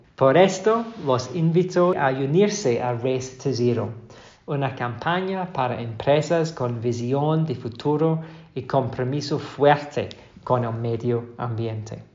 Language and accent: Spanish; Glasgow, Scotland, United Kingdom; moved away; la COP26 será en mi ciudad natal, Glasgow